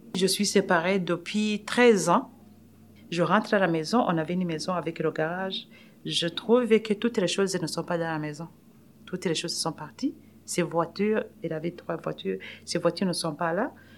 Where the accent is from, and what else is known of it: Burundi; accent: African; French is a second language; moved away as an adult; now in Canada